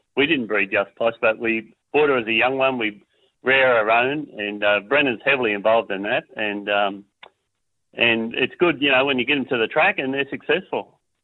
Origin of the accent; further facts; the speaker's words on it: North Queensland, Australia; now in Tasmania, Australia; We haven't got any other family over in Tassie. We come from Queensland